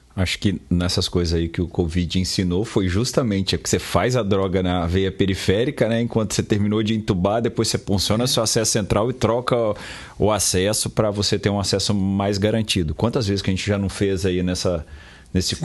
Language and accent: Portuguese; Itaguaçu, Espírito Santo, Brazil; moved away; lá em Itaguaçu, na minha terra natal